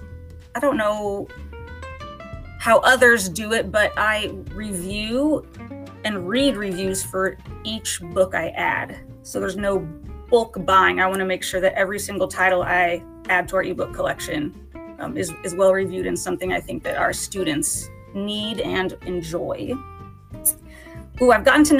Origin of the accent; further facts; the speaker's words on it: Kansas City, United States; moved away; I was born and raised in the Kansas City area